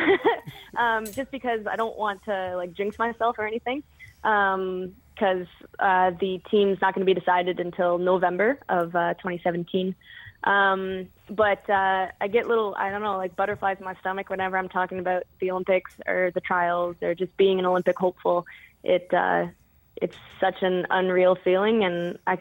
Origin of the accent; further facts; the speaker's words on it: Canada; I grew up playing competitively in Canada